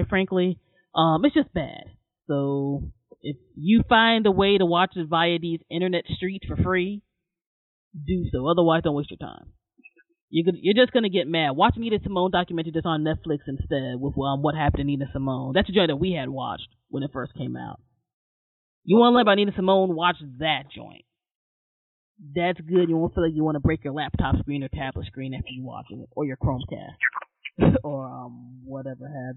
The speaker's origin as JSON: {"language": "English", "region": "Maryland", "country": "United States", "tie": "born or raised there", "said": "I was born and raised in Maryland"}